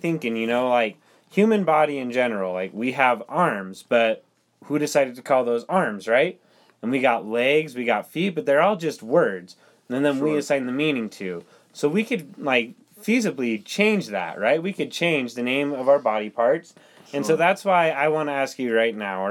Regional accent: Utah, United States; I'm from the city of Dreamsland in Utah

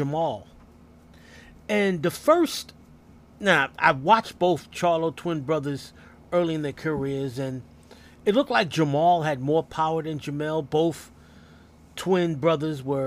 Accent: New York City, New York, United States; from New York City, my hometown

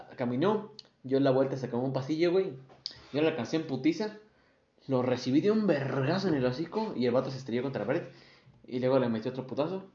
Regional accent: Querétaro, Mexico; Somos de Querétaro

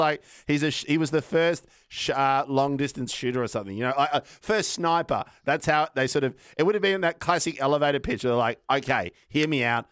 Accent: Melbourne, Victoria, Australia; also born or lived in Brunswick; I grew up in North Carlton. I've moved to ah. Brunswick

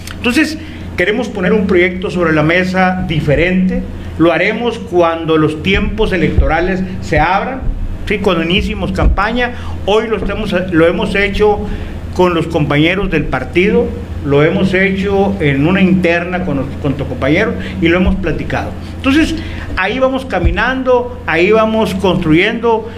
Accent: Etchojoa, Sonora, Mexico; mi municipio de Chojoa

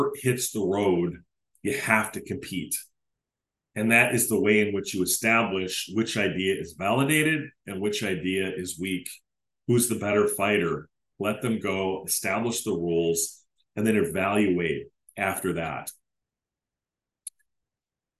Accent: Decorah, Iowa, United States; moved away; right near the city limits of Decorah, my hometown. I no longer live there

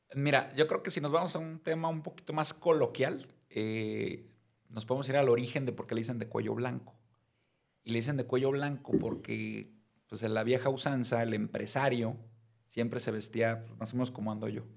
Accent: Mazatlán, Sinaloa, Mexico; now in Guadalajara, Mexico; soy de Mazatlán, eh, pero ya tengo más tiempo viviendo en Guadalajara que en Mazatlán, así es que ya soy medio tapatío por adopción.

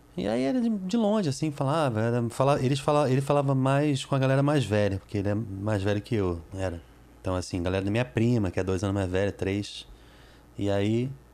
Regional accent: Brazil; also born or lived in United States; eu sou brasileiro, mas eu sou português também

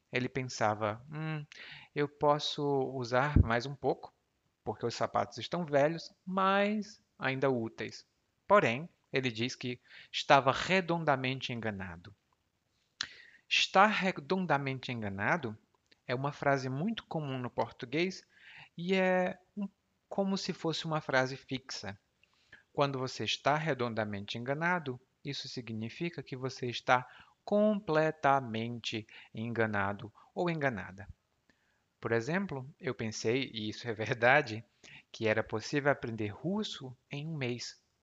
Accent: Brazil; aqui no Brasil

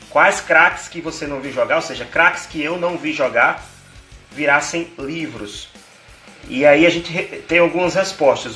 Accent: Natal, Rio Grande do Norte, Brazil; sou natalense, potiguar

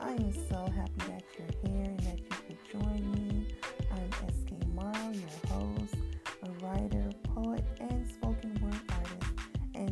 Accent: Jamaica; I am from Jamaica

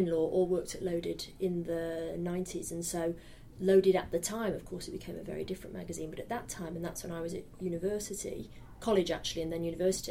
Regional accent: Salford, North West England, United Kingdom; moved away as an adult; also born or lived in Australia; I grew up in Salford in Manchester

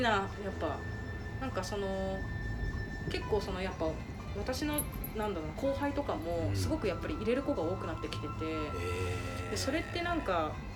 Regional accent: Okinawa, Japan; moved away as an adult; now in Tokyo, Japan; 私もともと沖縄が出身っていうのもあるから

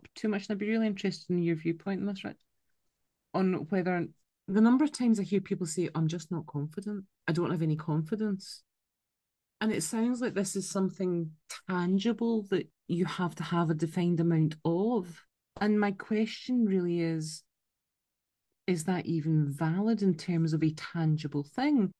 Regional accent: Scotland, United Kingdom; accent: Scottish; my Scottish accent

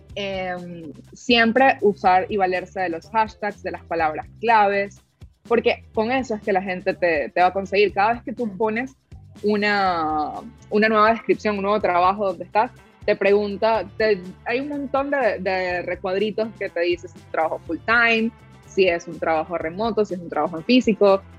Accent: Venezuela; soy de Venezuela

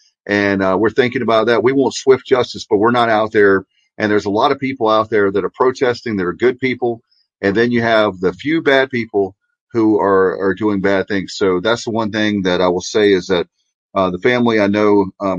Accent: Durham, North Carolina, United States; my hometown of Durham

